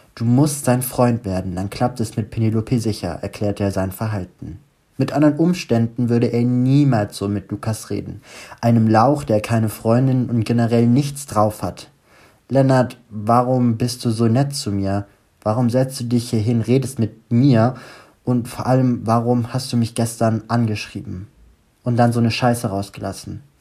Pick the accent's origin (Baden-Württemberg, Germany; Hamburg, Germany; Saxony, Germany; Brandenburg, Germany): Baden-Württemberg, Germany; Stuttgart; now in Düsseldorf, Germany; ich gerade wieder in meiner Heimat bin in Stuttgart.